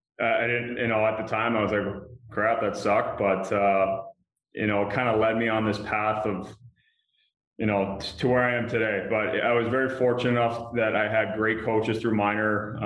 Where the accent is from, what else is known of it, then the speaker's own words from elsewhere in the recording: Canada; being a Canadian kid, you played hockey in the winters, and I was big into soccer and in the summers.